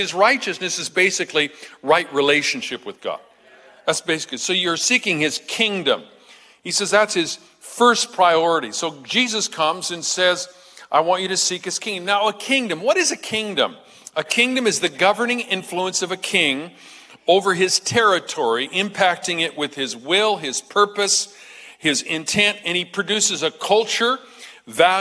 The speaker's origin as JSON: {"language": "English", "country": "United States"}